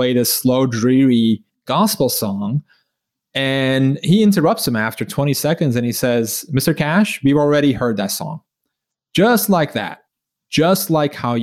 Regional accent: Turkey; moved away as an adult; I grew up in Turkey. I lived there for 17 years

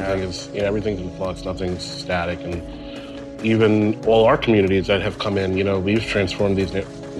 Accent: Queens, New York, United States; Yeah, we grew up together in Queens.

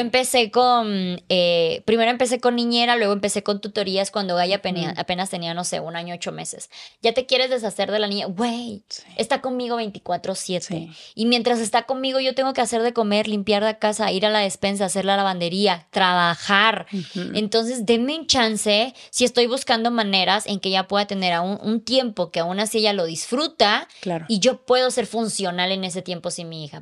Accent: Chiapas, Mexico; moved away as an adult; a los 20 me salí de mi casa, a los 24 me salí de Chiapas

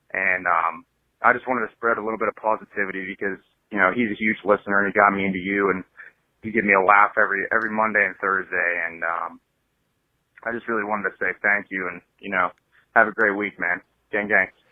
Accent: Pittsburgh, Pennsylvania, United States; I'm from Pittsburgh

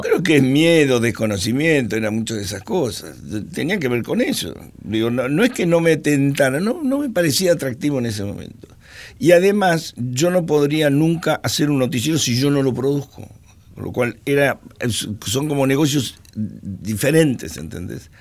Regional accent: Argentina; no soy argentino

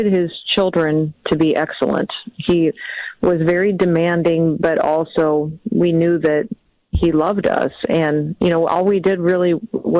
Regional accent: South Dakota, United States; our state

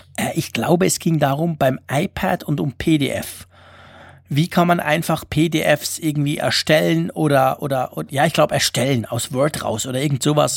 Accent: Switzerland; als Schweizer

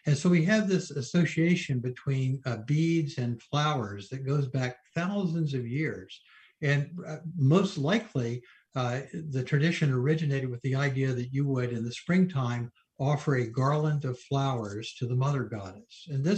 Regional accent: Arkansas, United States; also born or lived in Tennessee / Georgia; there wasn't much, you know, Catholicism to be seen in the little towns I grew up in Arkansas and Tennessee and Georgia.

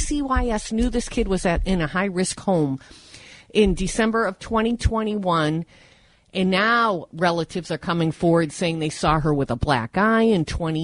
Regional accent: Manchester, New Hampshire, United States; the place I love more than anything, the state of New Hampshire, the Granite State. I'm from the Queen City

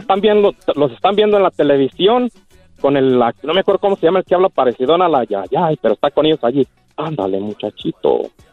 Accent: Puruándiro, Michoacán, Mexico; mi tierra, Viejas, Michoacán, municipio Purándiro

